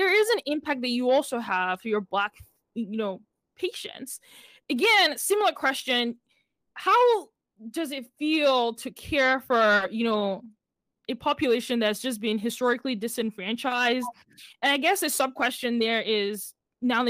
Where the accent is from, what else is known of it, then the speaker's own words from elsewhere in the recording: Nigeria; moved away; I'm from Nigeria